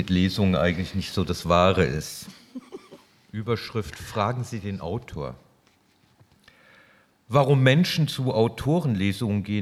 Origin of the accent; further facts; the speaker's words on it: Wiesbaden, Hesse, Germany; Oh ich bin in Wiesbaden aufgewachsen